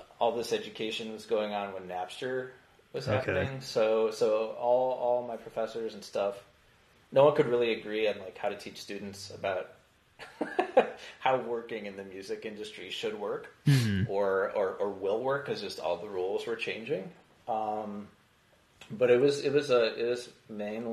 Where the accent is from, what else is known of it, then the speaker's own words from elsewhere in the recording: around Chicago, Illinois, United States; when I was growing up around Chicago